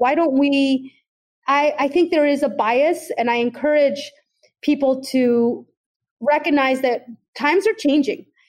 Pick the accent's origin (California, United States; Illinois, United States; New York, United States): California, United States; Oakland; I was growing up in Oakland, California during the 80s and 90s